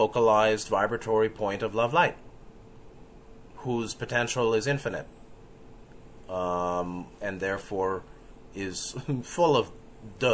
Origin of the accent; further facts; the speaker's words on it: New York City, New York, United States; I was growing up in New York City in the 70s